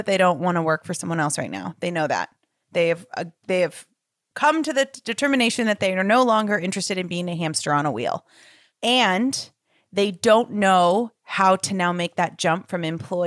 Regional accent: Los Angeles, California, United States; I grew up in Los Angeles

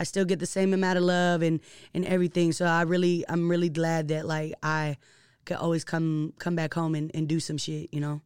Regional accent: Seattle, Washington, United States; being born and raised in Seattle, and actually being from Seattle, like, the central district

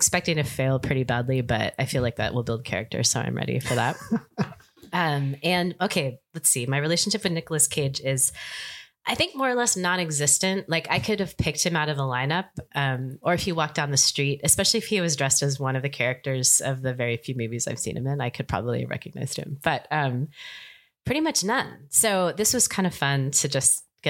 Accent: Seattle, Washington, United States; I am from Seattle

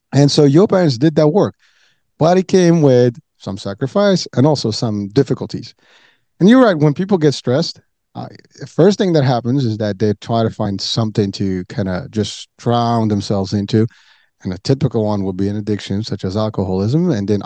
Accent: Morocco; now in United States; I'm originally from Morocco

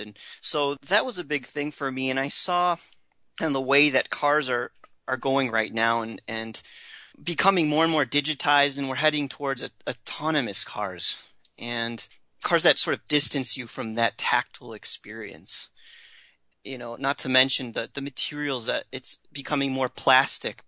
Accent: Rochester, New York, United States; Growing up in Rochester, New York

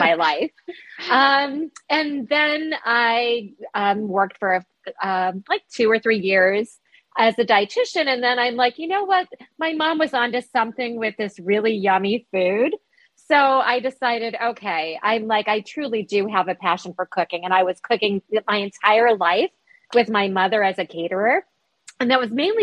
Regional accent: New York, United States; I'm a New Yorker

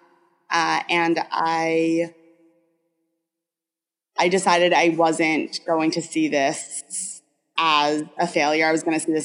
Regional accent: New York, United States; I grew up in the Northeast, I'm a New Yorker

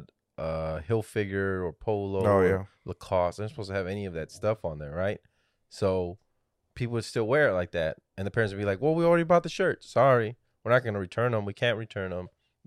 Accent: Texas, United States; now in San Antonio, United States; Yeah, I grew up in the Valley.

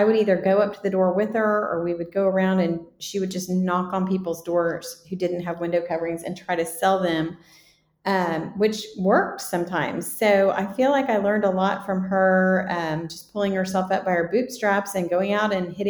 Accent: Dallas, Texas, United States; I also grew up in Dallas

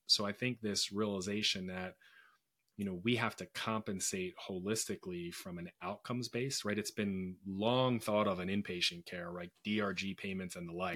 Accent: Philadelphia, Pennsylvania, United States; I was born and raised in Philadelphia

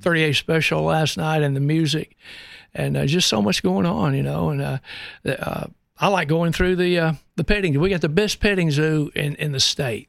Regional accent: Birmingham, Alabama, United States; now in Knoxville, United States; I grew up in the Al, in the Alabama and Birmingham area

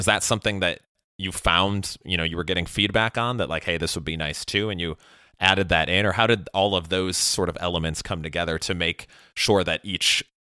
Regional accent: Chicago, Illinois, United States; moved away as an adult; also born or lived in Miami / Los Angeles; now in Austin, United States; I've lived in several different places. So I grew up in Chicago, then went to school in Miami, lived in LA, and now live in Austin.

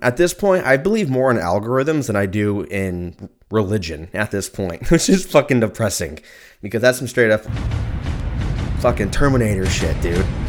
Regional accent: United States; I'm a, I'm American

